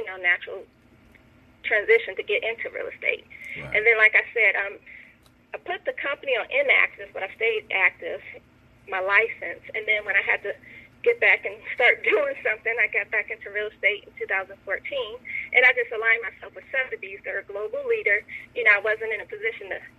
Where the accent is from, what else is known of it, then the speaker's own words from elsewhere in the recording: Michigan, United States; moved away as an adult; now in Atlanta, United States; I'm from Michigan